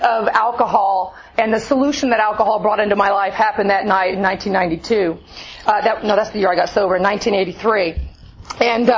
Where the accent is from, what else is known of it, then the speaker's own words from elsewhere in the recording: Alvin, Texas, United States; I grew up in Alvin, Texas, a few hundred miles east of here